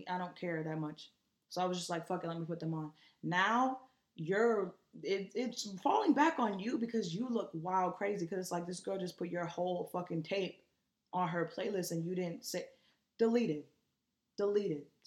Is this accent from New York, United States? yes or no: yes; New York, United States; I'm from New York